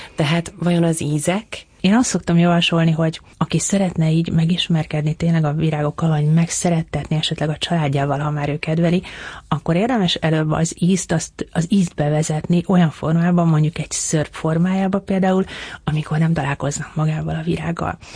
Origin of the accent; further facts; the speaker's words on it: Budapest, Hungary; Én ahol felnőttem, ott, ott kertészetek voltak